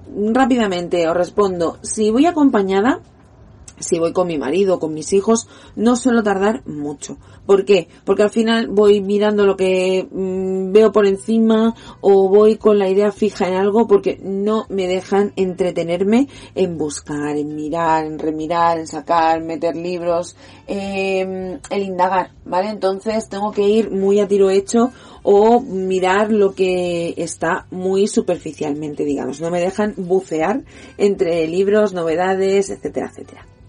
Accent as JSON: {"language": "Spanish", "region": "Catalonia", "country": "Spain", "said": "soy catalana, soy niña de la TV3, del programa Club Super 3"}